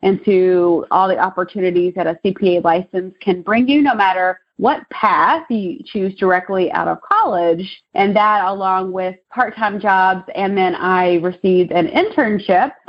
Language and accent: English; Maysville, Kentucky, United States; also born or lived in Richmond, Kentucky / Lexington, Kentucky; my hometown's actually Maysville, Kentucky, which is about an hour and a half north of here